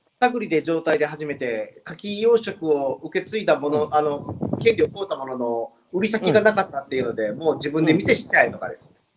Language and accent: Japanese; Osaka, Japan; moved away as an adult; now in Toba, Japan; 出身は大阪で、えー、十二年前に、えー、この漁村の方に来て